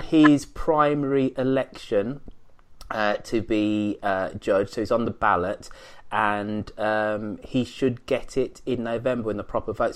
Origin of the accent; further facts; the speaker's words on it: England, United Kingdom; now in United States; I'm English